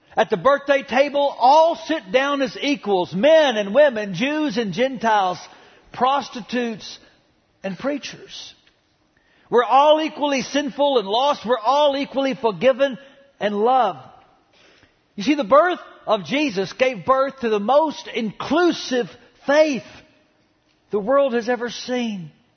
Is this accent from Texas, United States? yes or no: yes; Dallas, Texas, United States; the home I grew up in in Oak Cliff